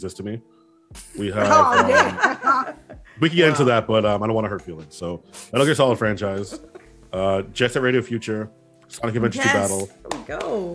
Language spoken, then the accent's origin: English; Trinidad & Tobago; I'm Trinidadian